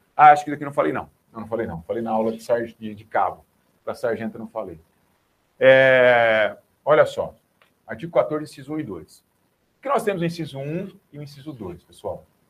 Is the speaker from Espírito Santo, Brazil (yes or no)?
no; Rinópolis, São Paulo, Brazil; moved away; Rinópolis, que é a terra da onde eu venho, né? minha terra natal